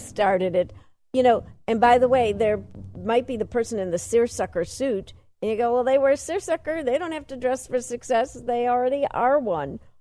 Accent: Chicago, Illinois, United States; I'm from Chicago

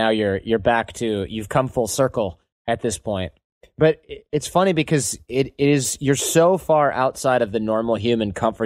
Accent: United States; I'm also American.

